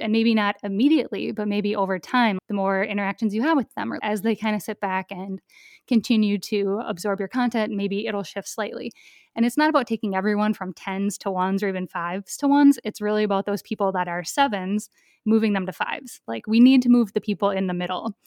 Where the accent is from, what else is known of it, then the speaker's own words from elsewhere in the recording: rural Minnesota, United States; I grew up in a really rural part of Minnesota. So my hometown has a population of under a thousand people